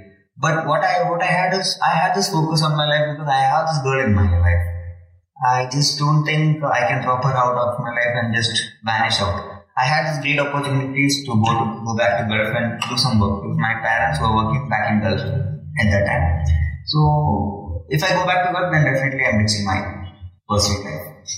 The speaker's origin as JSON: {"language": "English", "town": "Gurugram", "region": "Haryana", "country": "India", "tie": "born or raised there", "second_language": "English", "said": "My hometown is Gurugram and my college is in Coimbatore. It's around 120 kilometers."}